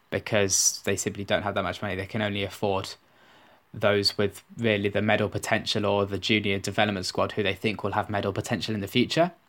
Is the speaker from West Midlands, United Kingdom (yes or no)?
yes; Birmingham, West Midlands, United Kingdom; I grew up in Birmingham